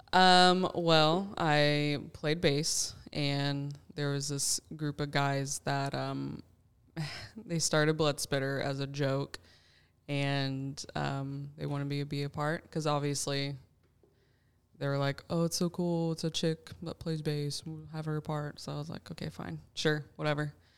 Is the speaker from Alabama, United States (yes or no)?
yes; Alabama, United States; moved away as an adult; also born or lived in North Carolina / Tulsa, Oklahoma; now in Kansas City, United States; I was raised in Alabama